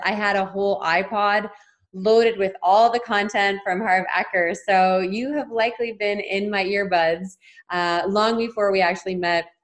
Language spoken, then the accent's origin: English; Ontario, Canada; moved away as an adult; now in British Columbia, Canada; I'm from Ontario and moved to BC three years ago.